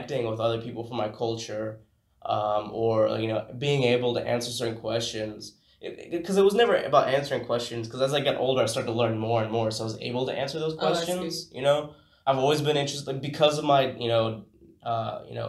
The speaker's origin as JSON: {"language": "English", "country": "United States", "tie": "born or raised there", "moved": "as an adult", "lives_now": "Japan", "said": "grow up in America"}